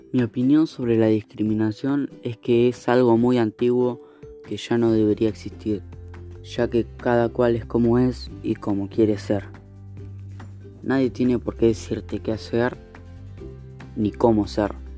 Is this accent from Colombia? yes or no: no; Argentina; la discriminación en mi país. En Argentina